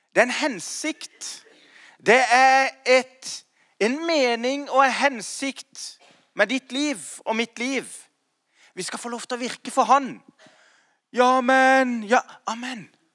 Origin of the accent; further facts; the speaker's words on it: Kristiansand, Agder, Norway; now in Grimstad, Norway; jeg kom fra Slettheia. Og, og, og, jeg er født og oppvokst i en relativt eh, vanlig, eh, ikke så kirkevanlig eh, hjem